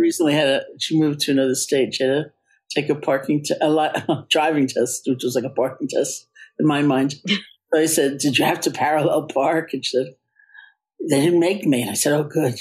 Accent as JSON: {"language": "English", "region": "New York", "country": "United States", "said": "I am a New Yorker"}